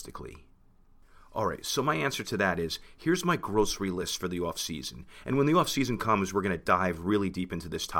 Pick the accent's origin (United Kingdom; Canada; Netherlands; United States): United States; New Jersey; we're both from New Jersey